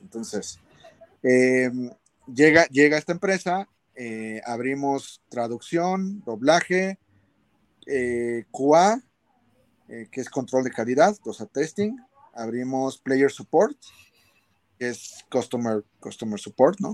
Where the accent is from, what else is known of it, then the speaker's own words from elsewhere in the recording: Mexico; nosotros en México tenemos un súper talento